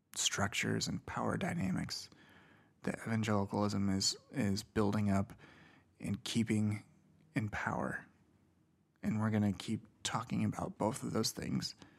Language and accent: English; Indiana, United States; Indiana, my home state